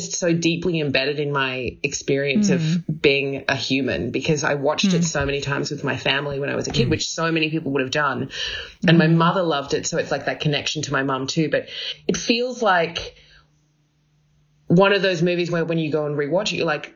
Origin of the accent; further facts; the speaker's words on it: Australia; as an Australian viewer